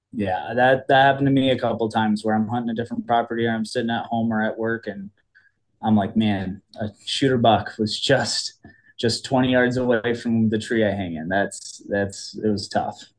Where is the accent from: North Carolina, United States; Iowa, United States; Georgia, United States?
Iowa, United States; Cedar Rapids; born and raised in Cedar Rapids, Iowa. It's the eastern half of the state